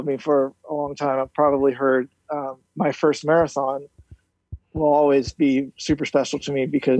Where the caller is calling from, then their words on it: Orlando, Florida, United States; Well, as the handle states … in Orlando.